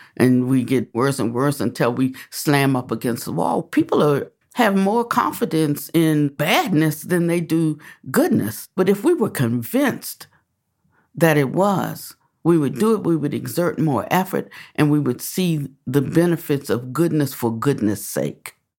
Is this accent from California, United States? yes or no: no; Washington, District of Columbia, United States; moved away; also born or lived in the South; I was born in Washington, D C